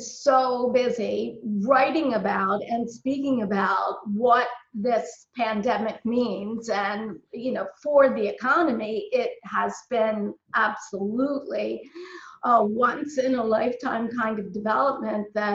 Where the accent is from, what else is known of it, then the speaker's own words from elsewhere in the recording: Baltimore, Maryland, United States; I'm born and raised in Baltimore, Maryland.